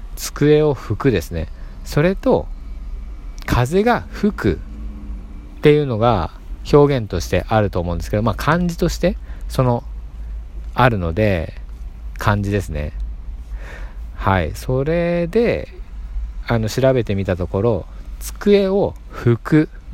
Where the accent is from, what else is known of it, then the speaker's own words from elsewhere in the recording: Nagoya, Aichi, Japan; accent: Nagoya dialect; 僕名古屋なんですけどこれが標準語だと思ってるんですけど